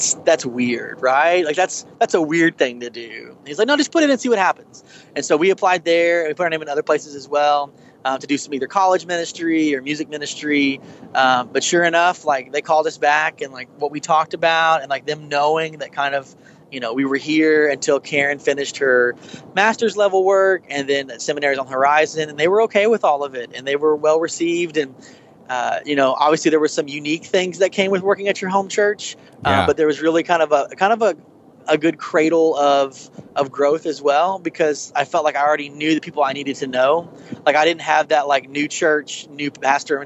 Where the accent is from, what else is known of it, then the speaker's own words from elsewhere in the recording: Oklahoma, United States; my home state